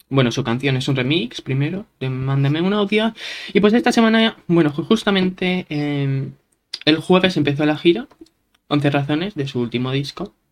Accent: California, United States; Es que es verdad que a mí, soy de California

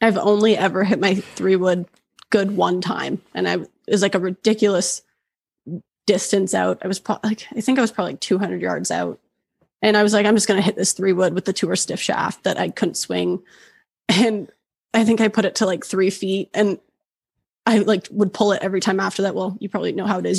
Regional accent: Oshawa, Ontario, Canada; moved away as an adult; now in Banff, Canada; originally I'm from Oshawa.

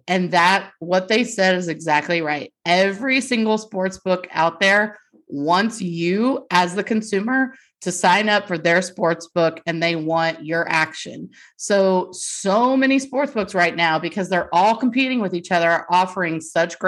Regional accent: North Texas, United States; we are from the North Texas area

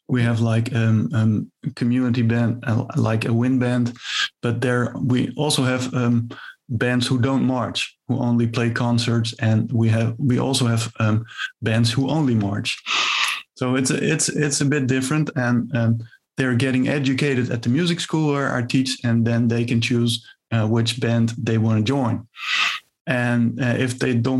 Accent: Zwolle, Overijssel, Netherlands; about 15 kilometers from my hometown, Zwolle, which is about in the center of the Netherlands

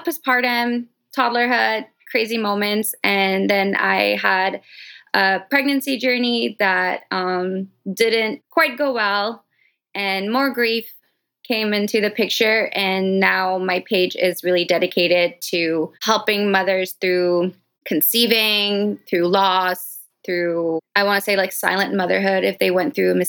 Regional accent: France; moved away as an adult; now in Los Angeles, United States; I grew up in France, born and raised, and I moved to Los Angeles when I was 18

